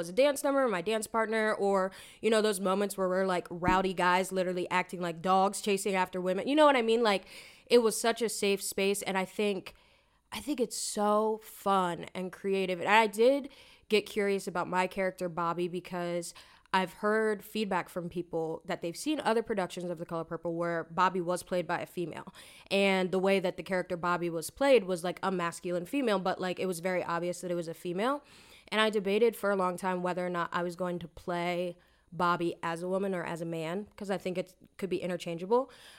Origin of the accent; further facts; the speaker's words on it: Lancaster, Pennsylvania, United States; And growing up in this area, I think I mentioned to somebody in the cast, like, oh yeah, I'm from Lancaster